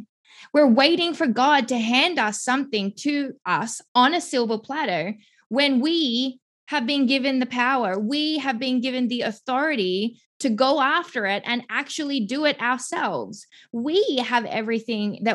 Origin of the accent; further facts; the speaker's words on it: Melbourne, Victoria, Australia; moved away as an adult; now in Greenville, United States; I'm originally from Melbourne, Australia. I have lived there my entire life until about 6 years ago